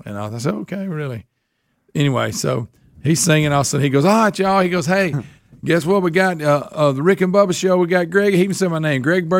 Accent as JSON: {"language": "English", "town": "Oxford", "region": "Alabama", "country": "United States", "tie": "born or raised there", "said": "Oxford's far away. It's my hometown where I grew up. I live like 30 minutes from there now."}